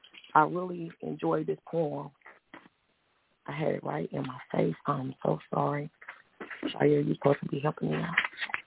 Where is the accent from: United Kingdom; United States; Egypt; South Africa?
United States; it would kind of tick me off, because I'm like, I'm American, and we all have to dwell here together.